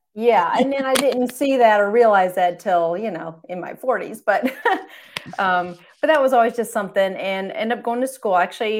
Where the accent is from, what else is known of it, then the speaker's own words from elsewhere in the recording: Michigan, United States; Well, my background, I guess I grew up in Michigan, kind of rural farmland atmosphere, grew up next to my grandparents, and everyone on that road kind of was very down to earth people.